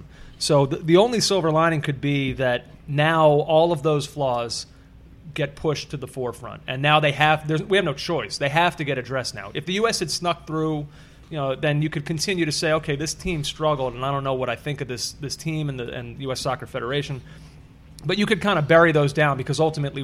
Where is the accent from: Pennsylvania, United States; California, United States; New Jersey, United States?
Pennsylvania, United States; Philadelphia; I'm from Philadelphia